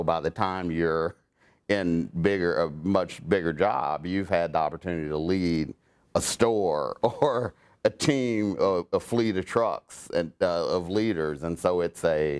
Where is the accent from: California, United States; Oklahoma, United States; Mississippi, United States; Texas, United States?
Oklahoma, United States; I was born small town in Oklahoma. So small, there wasn't even a Walmart there when I grew up, or a stoplight.